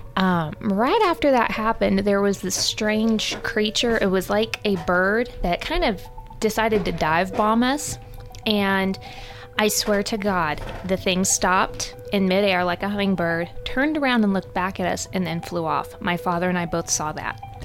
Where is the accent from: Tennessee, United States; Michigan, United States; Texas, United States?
Texas, United States; growing up in Texas